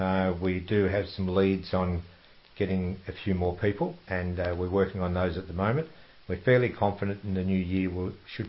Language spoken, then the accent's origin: English; Geelong, Victoria, Australia; born there; Actually, I wasn't born in Oakley, I was born in Geelong.